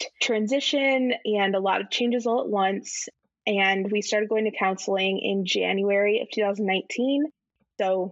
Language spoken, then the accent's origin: English; Indiana, United States; we're from Indiana